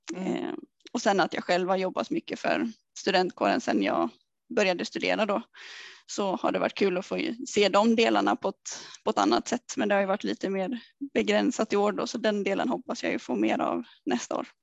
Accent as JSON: {"language": "Swedish", "town": "Vimmerby", "region": "Kalmar County", "country": "Sweden", "moved": "as an adult", "said": "har jag alltid velat ta klivet ifrån Småland eller ifrån Vimmerby i alla fall då, där jag kommer ifrån."}